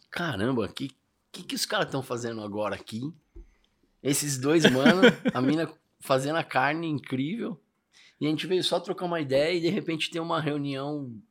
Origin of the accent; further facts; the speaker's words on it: São Paulo, Brazil; Eu sou do Ipiranga. A gente tem o Basca da Tancredo ali.